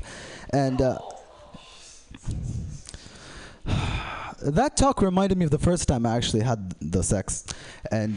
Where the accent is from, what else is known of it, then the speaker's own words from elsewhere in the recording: Saudi Arabia; moved away; I'm from Saudi Arabia, not Bedrock. We can speak English. So my dad is Saudi and my mom is British